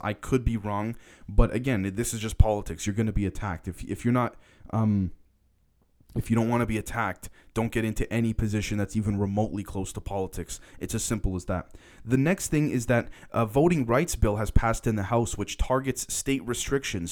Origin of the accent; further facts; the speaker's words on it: Canada; I'm a Canadian. I'm not an American.